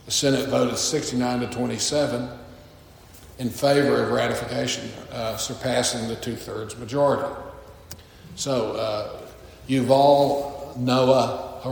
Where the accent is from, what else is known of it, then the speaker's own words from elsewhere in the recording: Texas, United States; now in Illinois, United States; I grew up in Texas